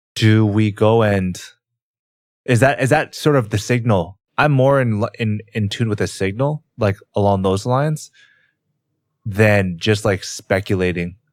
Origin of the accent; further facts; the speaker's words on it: Canada; growing up in Canada and also not living in America